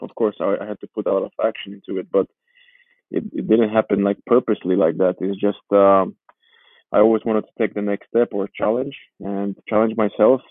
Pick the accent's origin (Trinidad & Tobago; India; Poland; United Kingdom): Poland; Warsaw, Masovian Voivodeship; first language Georgian; English is a second language; moved away; also born or lived in Georgia; I moved with my my, my mother and my stepfather and my one year old brother to Poland. So I, I grew up in Poland. You can say I lived there in, in Warsaw for 10 years.